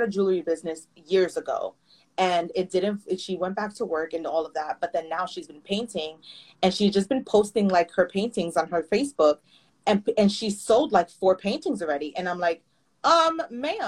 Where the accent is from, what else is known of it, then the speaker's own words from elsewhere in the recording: New York City, New York, United States; I'm from the Bronx, you know that I work in New York